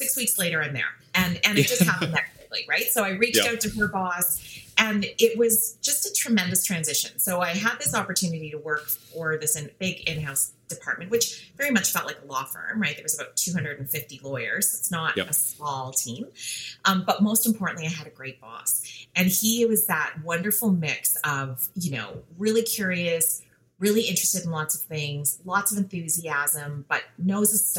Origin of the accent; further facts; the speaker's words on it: Western Canada, Canada; first language English; moved away as an adult; now in Toronto, Canada; I grew up in Western Canada, so I did my undergrad at University of Calgary.